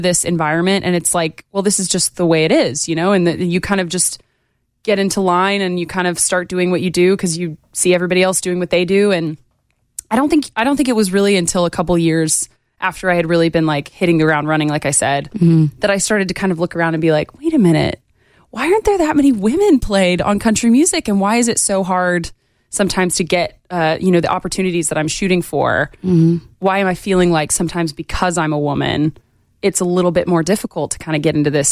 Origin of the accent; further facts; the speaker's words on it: Knoxville, Tennessee, United States; So I'm originally from East Tennessee. I kind of grew up just outside Knoxville